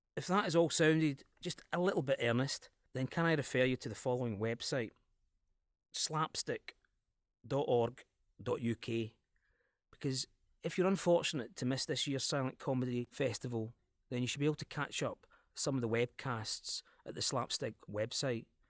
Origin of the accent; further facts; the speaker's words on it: Scotland, United Kingdom; accent: Scottish